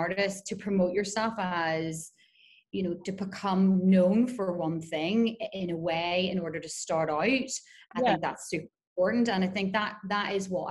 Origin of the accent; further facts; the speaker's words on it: Belfast, Northern Ireland, United Kingdom; moved away as an adult; also born or lived in Glasgow; now in Dubai, United Arab Emirates; Grew up in Belfast, in Northern Ireland.